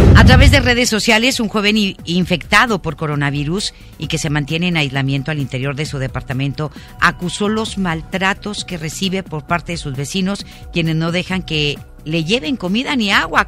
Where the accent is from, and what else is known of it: Mexico